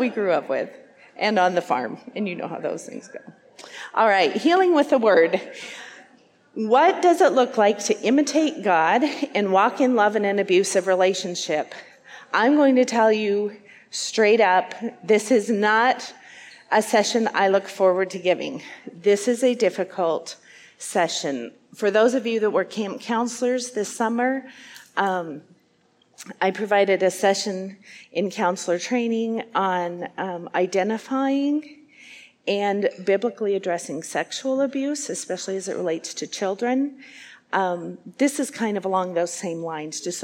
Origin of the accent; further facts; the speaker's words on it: Wyoming, United States; moved away as an adult; now in Iowa, United States; I'm from the state of Wyoming. I grew up there.